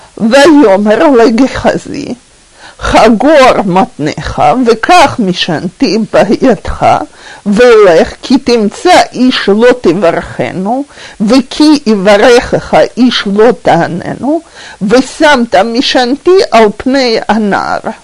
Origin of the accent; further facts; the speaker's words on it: Russia; now in Israel; мы, э, люди из России